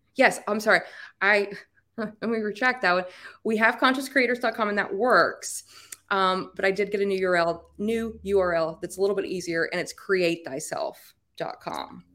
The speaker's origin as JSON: {"language": "English", "region": "Appalachia", "country": "United States", "accent": "hard R's", "said": "I'm Appalachian. I got the hard R's at the end"}